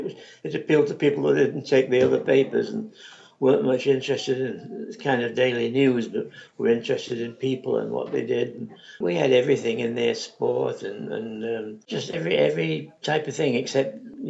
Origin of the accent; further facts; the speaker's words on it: England, United Kingdom; now in United States; Well, I came from England and I was used to a lot of little papers and stuff that weren't here at the time.